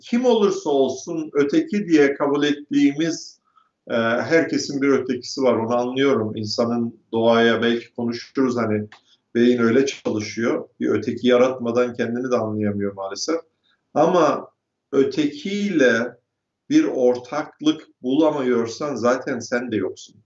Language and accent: Turkish; Turkey; moved away as an adult; now in United States; doğup büyüdüğüm ülkeye ve yaşadığım ülkeye